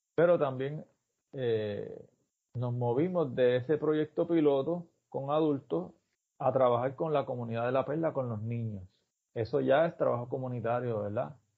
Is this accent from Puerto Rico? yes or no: yes; Puerto Rico; es como lo hacemos nosotros